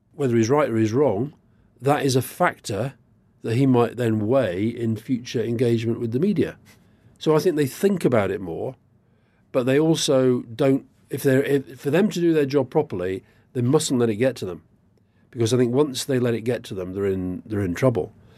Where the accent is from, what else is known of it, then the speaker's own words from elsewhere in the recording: Keighley, Yorkshire and the Humber, United Kingdom; I grew up in Yorkshire which is you know fairly near Burnley. Where I was in Keighley, about 19, 20 miles away